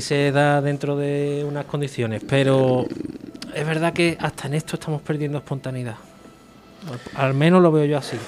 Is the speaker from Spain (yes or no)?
yes; Seville, Andalusia, Spain